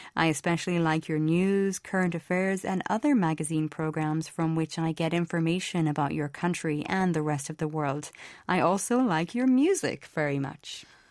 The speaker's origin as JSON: {"language": "English", "country": "Ireland", "said": "I'm from Ireland."}